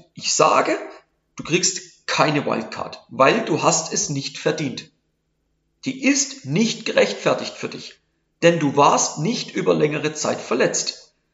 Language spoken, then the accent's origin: German; Switzerland; bei uns in der Schweiz